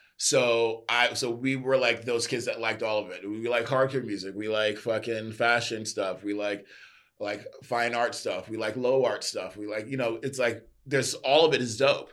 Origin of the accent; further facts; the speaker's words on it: New York, United States; born and raised in New York